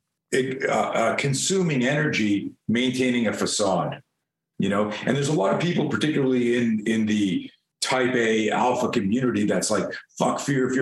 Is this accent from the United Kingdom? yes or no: no; Canada; moved away as an adult; now in United States; I grew up in Canada, so I was a skier.